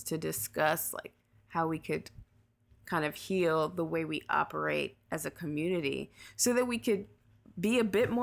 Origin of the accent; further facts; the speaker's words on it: United States; I am more American